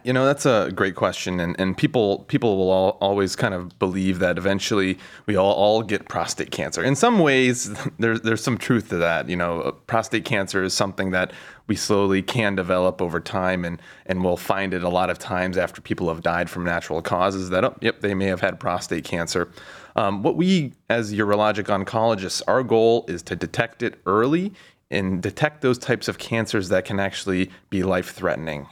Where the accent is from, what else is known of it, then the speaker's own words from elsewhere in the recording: Cincinnati, Ohio, United States; moved away as an adult; also born or lived in Pittsburgh / Baltimore; now in Cleveland, United States; I'm from Cincinnati